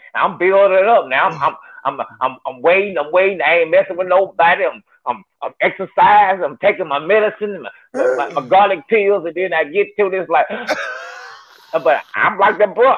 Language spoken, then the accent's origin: English; North Little Rock, Arkansas, United States; I'm from North Little Rock